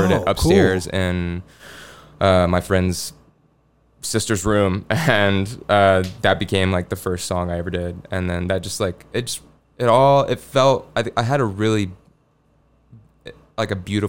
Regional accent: Memphis, Tennessee, United States; I'm from Memphis, and so it was about like growing up in Memphis

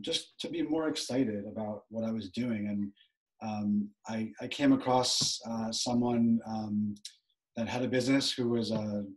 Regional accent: Long Island, New York, United States; I'm from Long Island, New York, from a town that it's a pretty upscale town

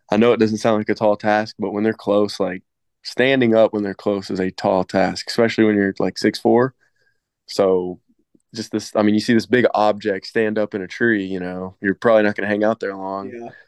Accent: Floyd County, Indiana, United States; I was raised out in Floyd County, so I mean, it's pretty small town, and a lot of people hunt out here

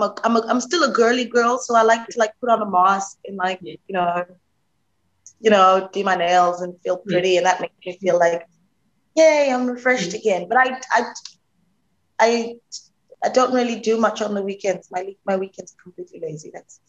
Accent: Alexandra, Gauteng, South Africa; I'm from Alexandra. That's where I was born. I've been working since I was 15 years old

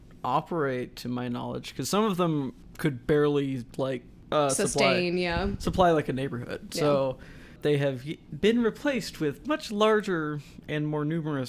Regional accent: Texas, United States; growing up in Texas

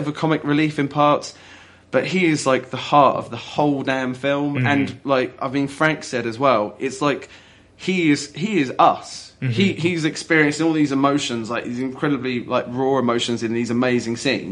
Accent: England, United Kingdom; being English

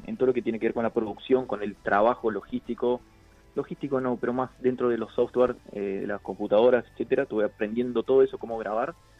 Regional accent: Artigas, Uruguay; now in Montevideo, Uruguay; soy de Artigas. Eh, radicado en Montevideo

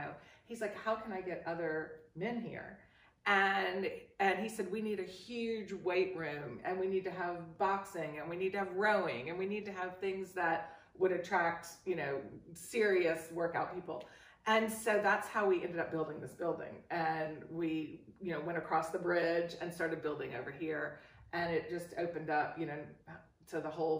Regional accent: New Orleans, Louisiana, United States; moved away; I'm from New Orleans, and New Orleans is all French, you know. And so I had the influence of growing up in a French area.

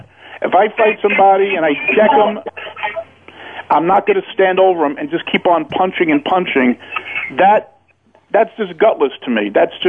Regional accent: New York City, New York, United States; I see street brawls my whole life growing up in Brooklyn.

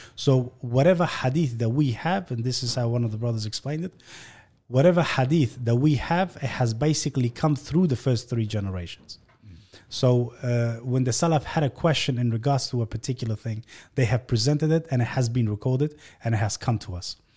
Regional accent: Australia; born or raised there; also born or lived in Afghanistan

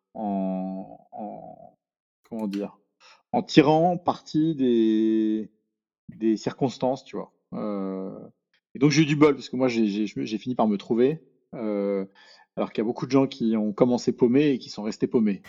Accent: Paris, Île-de-France, France; moi, je suis né à Paris, euh, j'ai grandi à Paris, euh, je suis un Parisien pur souche

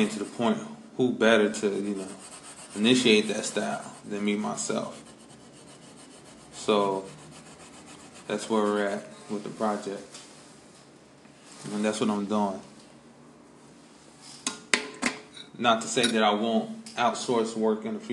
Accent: Chicago, Illinois, United States; moved away; I'm originally from Chicago

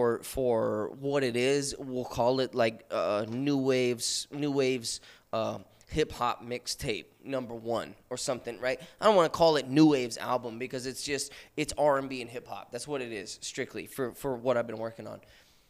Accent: West Coast, United States; It's funny too, cause like I'm from the West Coast, but I have a lot of East Coast influences.

